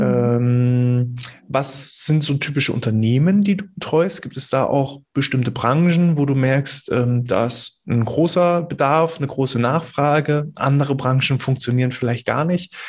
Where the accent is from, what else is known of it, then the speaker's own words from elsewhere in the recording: Mecklenburg-Vorpommern, Germany; bei uns in Mecklenburg-Vorpommern